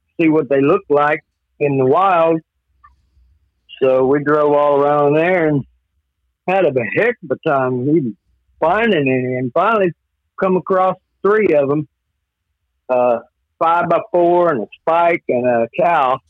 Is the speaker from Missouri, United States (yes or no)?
yes; Fair Grove, Missouri, United States; also born or lived in Pleasant Hope, Missouri; From Fair Grove, Missouri. I grew up